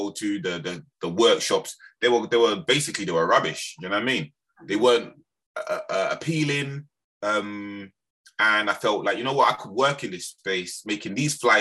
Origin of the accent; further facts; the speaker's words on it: London, United Kingdom; also born or lived in Birmingham / Lewisham; I was born in Birmingham, the West Midlands. It's got a strong Jamaican community there, but I was actually raised in London, in Lambeth.